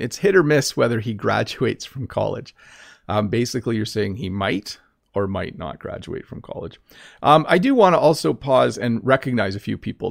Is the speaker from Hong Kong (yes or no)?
no; Canada